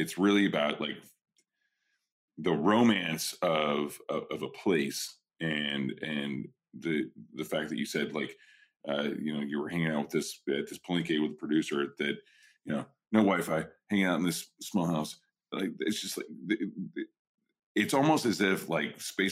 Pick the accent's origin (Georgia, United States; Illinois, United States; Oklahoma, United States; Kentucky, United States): Oklahoma, United States; also born or lived in New York; now in California, United States; I'm an Okie. I'm from Oklahoma and like from a ghost town there. I moved to New York and then I live in California.